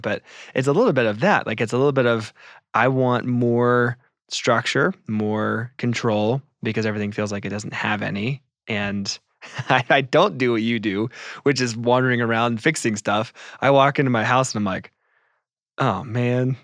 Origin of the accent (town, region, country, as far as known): United States